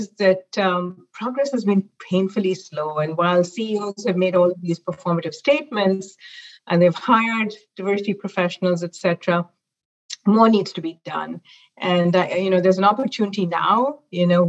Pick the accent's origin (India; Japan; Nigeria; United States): India; Mumbai, Maharashtra; moved away as an adult; now in North America; I actually grew up in Mumbai, India